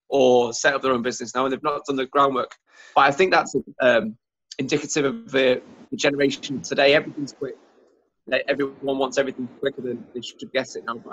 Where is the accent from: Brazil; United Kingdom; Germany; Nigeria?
Germany; also born or lived in North Wales; So I was born and lived in Germany, and then I went to school in North Wales.